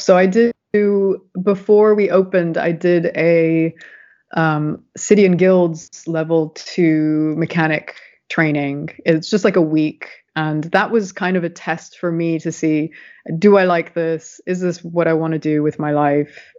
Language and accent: English; San Diego, California, United States; moved away as an adult; also born or lived in Berkeley, California; now in London, United Kingdom; I'm originally from California. As you can tell, I'm not from the UK. And uh, grew up in San Diego